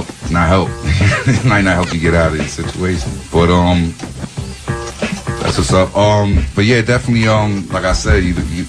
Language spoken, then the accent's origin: English; New York City, New York, United States; I'm from Prospect Heights right here on Washington, whatever, is actually the largest amount. It's a small neighborhood, but by ratio, it's the largest amount of gentrification.